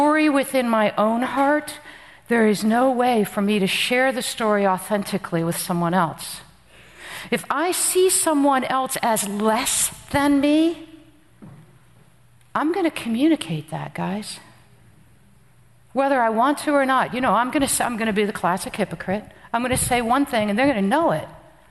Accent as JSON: {"language": "English", "region": "New Jersey", "country": "United States", "also_born_or_lived": "Afghanistan", "moved": "yes", "said": "I'm from Jersey"}